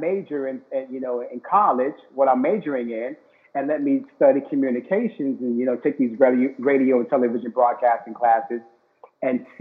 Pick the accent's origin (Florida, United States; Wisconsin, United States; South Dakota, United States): Florida, United States; Miami; born or raised there